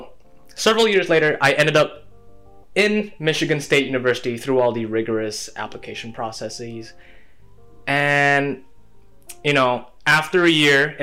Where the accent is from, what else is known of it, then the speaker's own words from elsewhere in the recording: Medan, North Sumatra, Indonesia; moved away as an adult; now in East Lansing, United States; I'm from Medan, and I graduated in a relatively small school called Medan Independent School